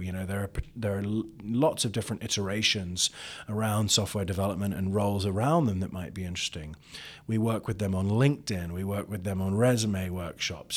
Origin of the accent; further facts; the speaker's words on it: London, United Kingdom; now in Columbus, United States; I grew up in London where black cabs were everywhere